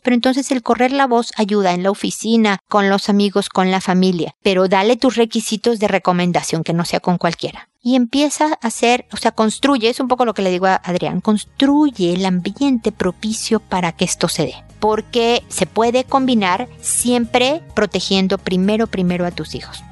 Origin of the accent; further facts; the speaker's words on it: Mexico; also born or lived in United States; now in Chile; Yo soy mexicana, vivo en Chile. También he vivido por razones de trabajo en Estados Unidos.